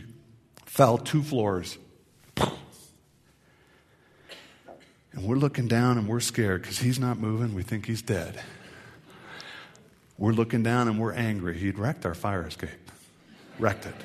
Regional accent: Tacoma, Washington, United States; I grew up in Western Washington, Tacoma, Seattle area

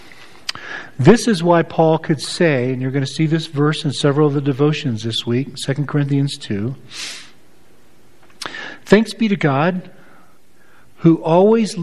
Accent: United States; as an American

